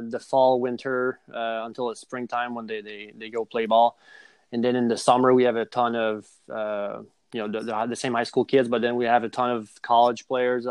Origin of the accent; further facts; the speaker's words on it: Montreal, Quebec, Canada; moved away as an adult; also born or lived in South Jersey; I grew up in Montreal, Canada